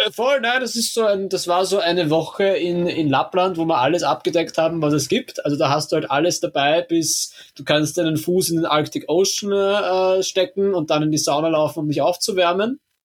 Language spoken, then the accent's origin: German; Austria; also born or lived in Helsinki; als Österreicher der eigentlich sich für ein Auslandssemester damals in Kanada beworben hatte